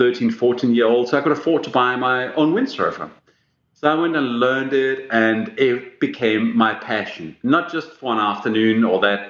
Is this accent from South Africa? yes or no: no; Denmark; first language Danish; English is a second language; moved away; when I grew up in Denmark